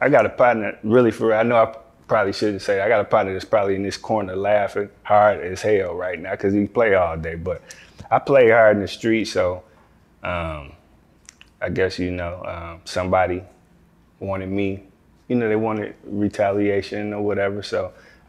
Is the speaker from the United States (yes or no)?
yes; Fort Worth, Texas, United States; also born or lived in Detroit, Michigan; I've been in Texas since I was 2 years old. So, you know, Fort Worth accepted me